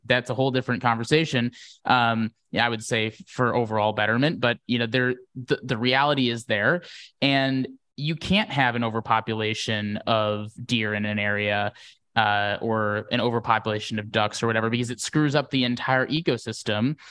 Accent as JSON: {"language": "English", "region": "Wisconsin", "country": "United States", "tie": "born or raised there", "moved": "yes", "said": "I grew up in Wisconsin"}